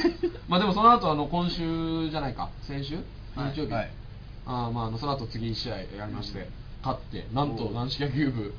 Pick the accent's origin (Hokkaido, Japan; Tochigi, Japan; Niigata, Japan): Niigata, Japan; 僕の地元一緒